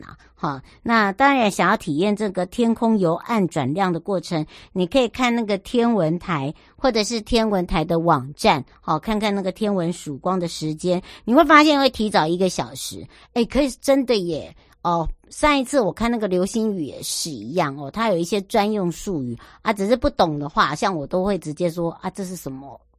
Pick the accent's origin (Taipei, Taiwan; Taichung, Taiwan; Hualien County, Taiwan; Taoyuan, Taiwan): Hualien County, Taiwan; 我花莲人呢，我不知道伯南山地道，松柏的柏，伯南山。